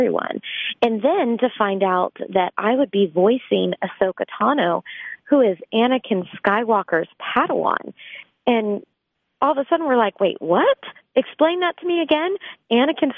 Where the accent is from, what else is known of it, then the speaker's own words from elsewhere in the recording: Orlando, Florida, United States; moved away as an adult; I grew up in Orlando, Florida